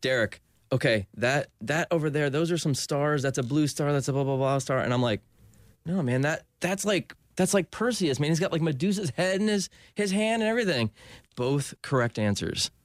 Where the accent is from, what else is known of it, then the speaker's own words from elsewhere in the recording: Ormond Beach, Florida, United States; also born or lived in New Jersey / Winter Park, Florida; I grew up in Ormond, Ormond Beach